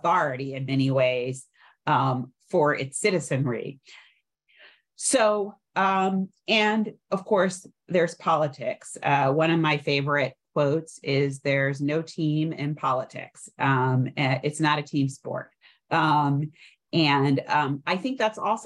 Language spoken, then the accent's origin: English; New York, United States; I'm a New Yorker